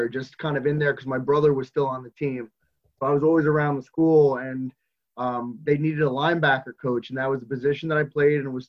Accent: Raritan High School, Monmouth County, New Jersey, United States; I'm a graduate from Raritan High School, and I graduated in football 98, 99 was my graduation year.

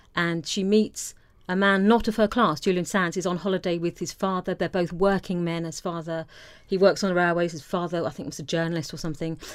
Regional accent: Isle of Wight, South East England, United Kingdom; American culture was completely alien growing up on the Isle of Wight.

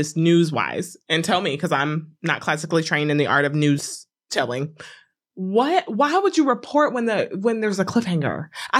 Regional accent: the South, United States; I am a Southern girl to my heart.

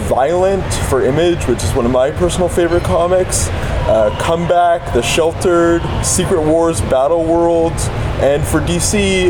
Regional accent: Vancouver, British Columbia, Canada; now in Toronto, Canada; I grew up in Vancouver, so I'm actually on location at Fan Expo Vancouver at the Pan Pacific Hotel

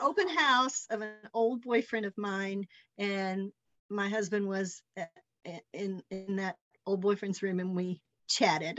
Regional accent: Henderson, Kentucky, United States; moved away as an adult; also born or lived in Versailles, Kentucky / Lexington, Kentucky / Hardinsburg, Kentucky; now in Sevierville, United States; I grew up in Henderson

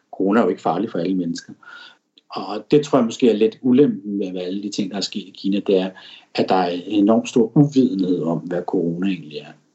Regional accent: Denmark; moved away as an adult; now in Shanghai, China; mine venner og familie og kollegaer og hjemme i Danmark

